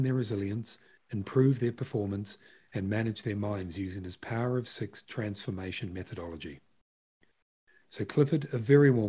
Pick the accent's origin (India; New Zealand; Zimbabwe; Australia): New Zealand; moved away; I'm originally from Aotearoa, New Zealand